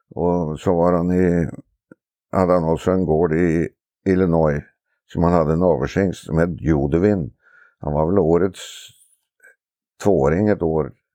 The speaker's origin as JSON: {"language": "Swedish", "region": "Oslo", "country": "Norway", "tie": "born or raised there", "moved": "as an adult", "said": "Jag är från Oslo från början och eh, växte upp innanför staketet på travbanan faktiskt"}